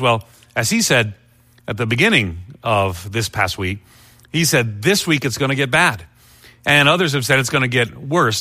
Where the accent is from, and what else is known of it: Long Island, New York, United States; born or raised there